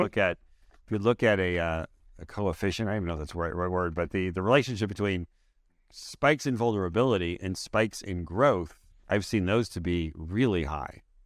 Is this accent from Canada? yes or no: yes; Canada; I'm a Canadian.